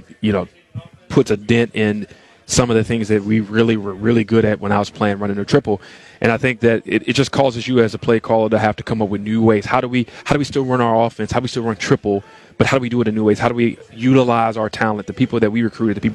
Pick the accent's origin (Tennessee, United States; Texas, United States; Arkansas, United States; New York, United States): Tennessee, United States; moved away as an adult; I grew up in Tennessee